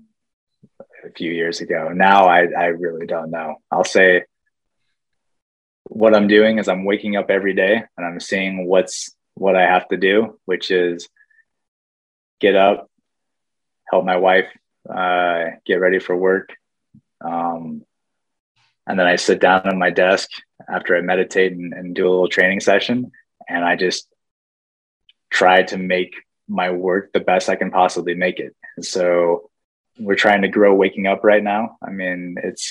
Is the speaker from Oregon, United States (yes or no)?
no; Whitefish, Montana, United States; moved away; Glacier National Park, for most of my childhood, was like my backyard.